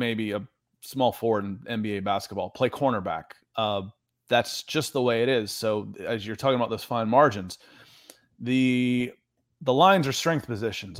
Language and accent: English; East Cobb, Georgia, United States; moved away as an adult; also born or lived in Los Angeles, United States; I grew up in East Cobb